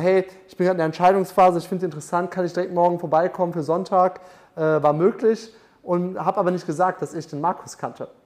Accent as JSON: {"language": "German", "town": "Munich", "region": "Bavaria", "country": "Germany", "moved": "yes", "said": "ich komme aus München"}